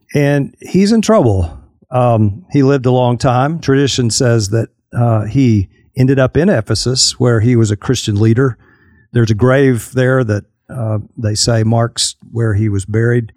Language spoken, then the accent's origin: English; Fort Worth, Texas, United States; moved away as an adult; also born or lived in Arkadelphia, Arkansas; I grew up in the Metroplex, uh, on the Fort Worth side